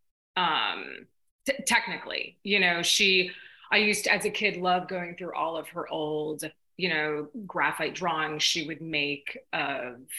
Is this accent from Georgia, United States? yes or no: no; Wayne, New Jersey, United States; moved away as an adult; also born or lived in Glen Ridge, New Jersey; now in Chicago, United States; I was born in Glen Ridge, but raised in Wayne. So that's where I spent, you know, my whole upbringing pretty much